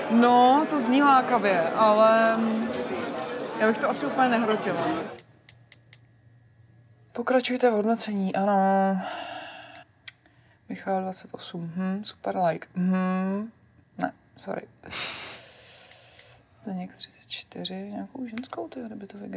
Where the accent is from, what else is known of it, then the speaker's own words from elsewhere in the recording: Česká Třebová, Pardubice Region, Czechia; Já jsem z Českých Třebový.